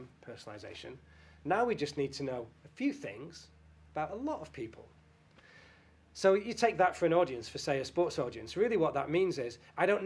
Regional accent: Salford, North West England, United Kingdom; I'm from Salford, I'm from Manchester

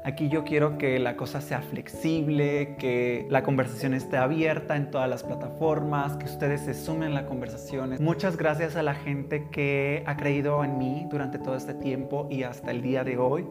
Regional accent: Tuxtla Gutiérrez, Chiapas, Mexico; soy originario de Chiapas, de Tuxtla Gutiérrez, la capital del estado

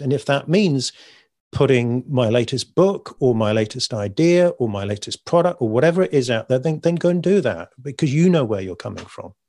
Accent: United Kingdom; I'm British

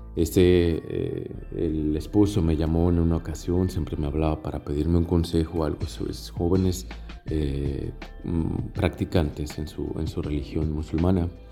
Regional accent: Mexico; now in Tunisia; Soy mexicano, misionero de África

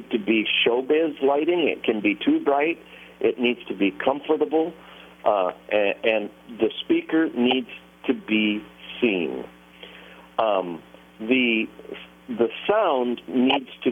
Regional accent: Nashville, Tennessee, United States; I'm from Nashville

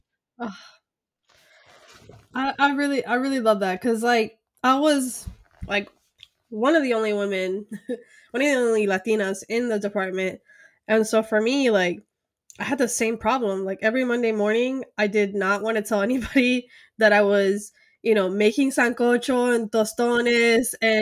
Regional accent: Miami, Florida, United States; also born or lived in Colombia; I'm from Miami. I'm from the USA.

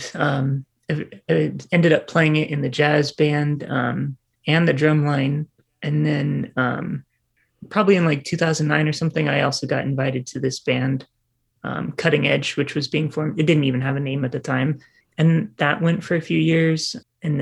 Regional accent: Lakewood, California, United States; born and raised here. I was born in Lakewood, I believe, out near LA. Been here pretty much my whole life

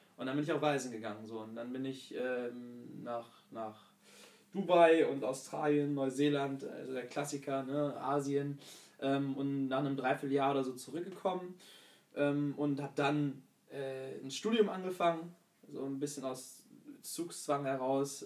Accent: Hanover, Lower Saxony, Germany; moved away as an adult; Hannover. Dort geboren und aufgewachsen

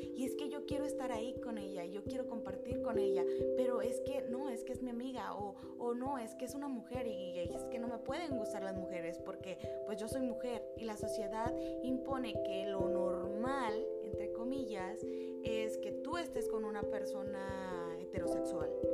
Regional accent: a small town in Jalisco, Mexico; moved away as an adult; now in Vancouver, Canada; yo nací en un pequeño pueblo eh, que está en Jalisco. Eh, no es muy grande, pero está muy lindo. estuve viviendo ahí hasta mis 27 años de edad.

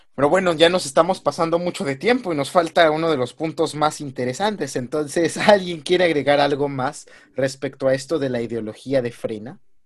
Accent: Mexico; como mexicano

